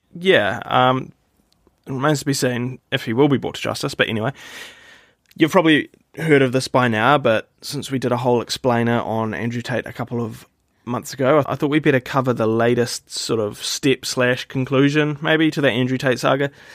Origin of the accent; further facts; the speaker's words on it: New Zealand; I'm from New Zealand